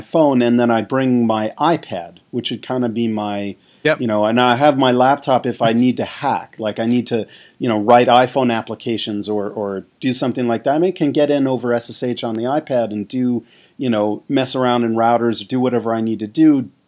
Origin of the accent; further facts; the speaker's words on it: Stony Brook, New York, United States; I lived out on Long Island when I grew up in Stony Brook area, which is about 50 or so miles east of New York.